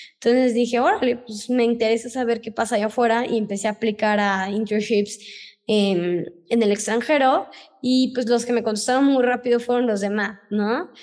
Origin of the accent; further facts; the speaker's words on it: Tuxpan, Veracruz, Mexico; moved away as an adult; also born or lived in Mexico City / Switzerland; yo vengo de Tuxpan, Veracruz, ¿no? No soy de aquí, de la ciudad